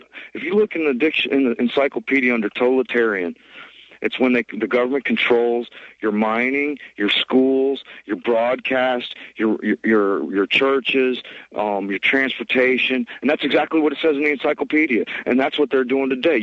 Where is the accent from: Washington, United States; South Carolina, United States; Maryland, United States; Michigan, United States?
Michigan, United States; Detroit; also born or lived in Manchester, New Hampshire; now in Virginia Beach, United States; I'm not from Virginia Beach. I'm from Detroit, Michigan